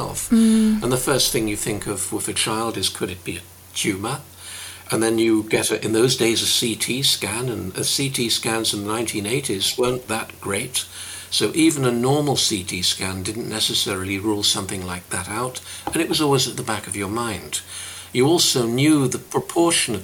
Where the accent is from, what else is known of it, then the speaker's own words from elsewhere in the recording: Reading, South East England, United Kingdom; moved away as an adult; now in Glasgow, United Kingdom; I come from Reading, and I've lived in Glasgow for best part of 40 years